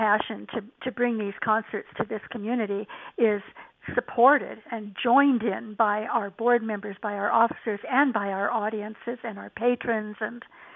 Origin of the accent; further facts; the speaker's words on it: Fullerton, California, United States; also born or lived in Los Angeles; I grew up in Orange County in Fullerton, back when it was mostly orange groves.